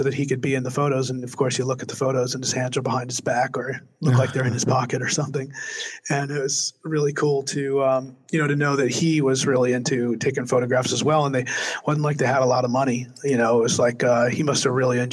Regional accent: New Jersey, United States; I'm from New Jersey.

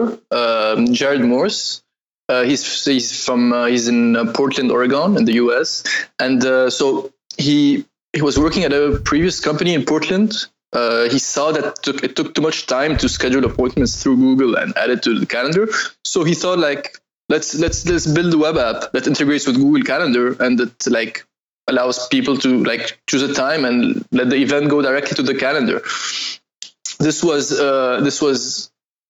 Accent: Lebanon; I'm from Lebanon

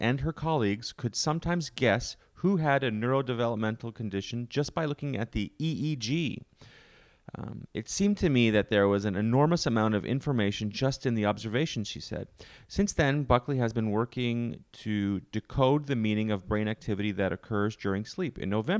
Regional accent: Canada; I'm from Canada.

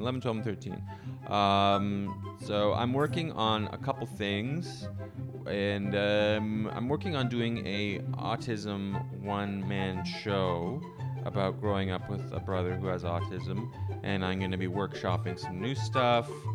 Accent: Canada; moved away; I'm from Canada. Because our summers, although they are existent, are short.

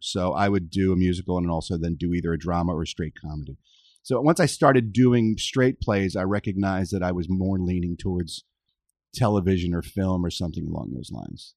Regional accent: Philadelphia, Pennsylvania, United States; Philadelphia, yeah, my hometown

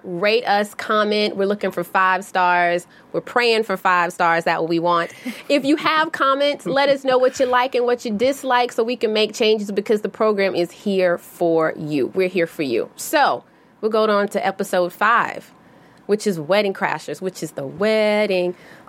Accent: the South, United States; I'm from the South.

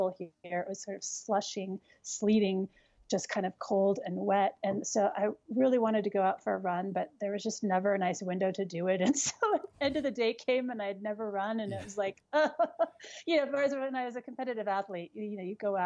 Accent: New Mexico, United States; moved away as an adult; also born or lived in Colorado / Europe; because I was from New Mexico, but living in Colorado

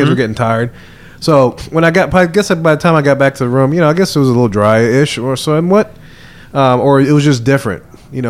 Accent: New Orleans, Louisiana, United States; I'm from New Orleans

